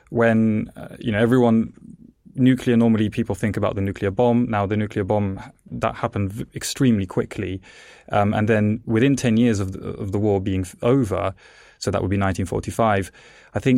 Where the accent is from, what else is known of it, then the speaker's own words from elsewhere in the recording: England, United Kingdom; also born or lived in Italy; I was born in Italy. Um, the reason I, as a child, moved to England is because my parents were actually plasma physicists